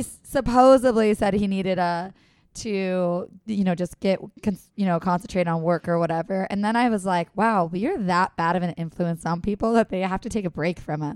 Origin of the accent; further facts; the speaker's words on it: San Diego, California, United States; San Diego